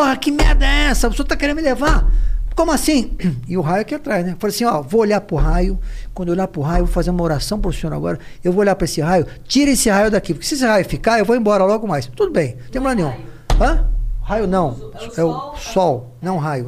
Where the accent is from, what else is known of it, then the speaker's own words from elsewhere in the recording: Guarulhos, São Paulo, Brazil; now in São Paulo, Brazil; A gente nasceu em Guarulhos